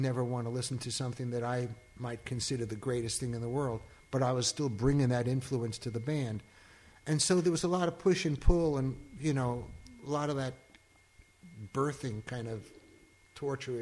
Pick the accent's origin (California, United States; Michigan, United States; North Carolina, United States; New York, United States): New York, United States; Long Island; I grew up in Long Island